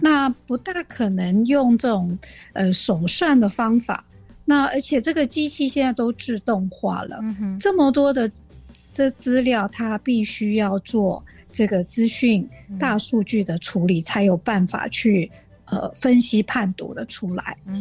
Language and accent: Chinese; Taiwan; 我们台湾人跟这个白种人，啊，可能就是不一样的基因的组成